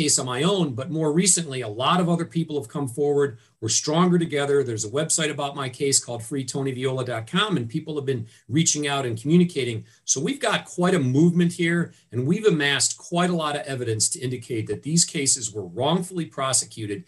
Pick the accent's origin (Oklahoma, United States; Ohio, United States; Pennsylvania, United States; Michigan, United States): Ohio, United States; Cleveland; also born or lived in Washington, D.C.; I'm born and raised in Cleveland